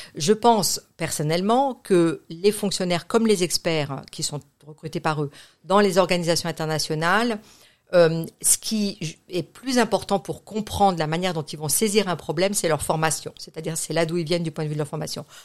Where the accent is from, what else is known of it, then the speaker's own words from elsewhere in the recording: France; moved away as an adult; also born or lived in Geneva, Switzerland / United States; j'ai grandi en France